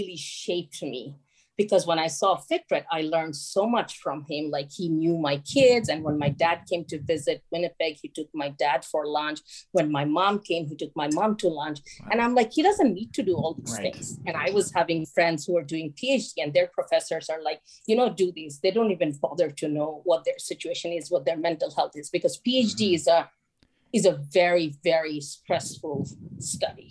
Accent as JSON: {"language": "English", "town": "Chittagong", "region": "Chittagong Division", "country": "Bangladesh", "tie": "born or raised there", "moved": "yes", "said": "as a young child, like growing up in Chittagong, I saw Chittagong was is a small town"}